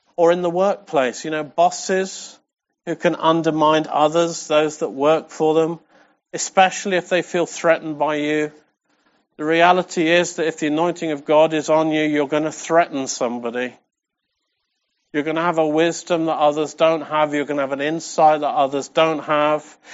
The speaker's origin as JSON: {"language": "English", "region": "England", "country": "United Kingdom", "said": "we're English"}